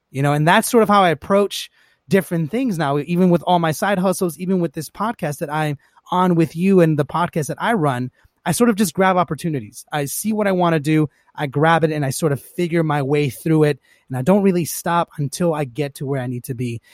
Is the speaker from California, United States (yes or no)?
yes; Los Angeles, California, United States; I grew up, uh, here in Los Angeles, born and raised.